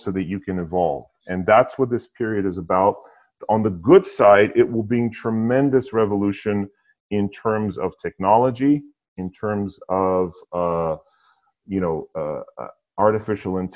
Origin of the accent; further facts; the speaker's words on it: United States; also born or lived in Europe; I'm American, was born here, but I've lived in Europe.